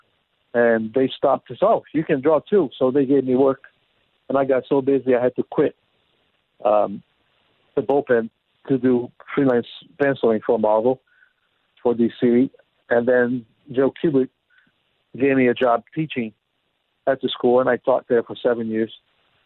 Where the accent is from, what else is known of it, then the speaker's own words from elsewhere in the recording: Brazil; moved away; I was born in Brazil